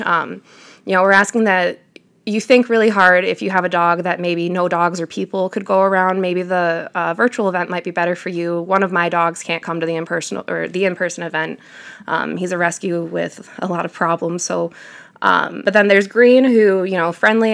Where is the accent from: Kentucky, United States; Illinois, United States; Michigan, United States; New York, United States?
Michigan, United States; Detroit; moved away as an adult; I'm from downstate Metro Detroit area.